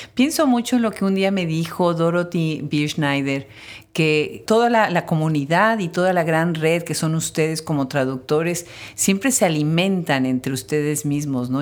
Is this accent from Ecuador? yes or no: no; Mexico; nosotros los mexicanos, los que nacimos en México